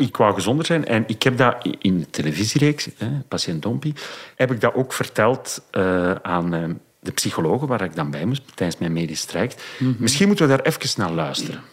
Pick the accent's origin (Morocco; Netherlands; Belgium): Belgium; Dendermonde, Flanders; in Dendermonde, mijn geboortestad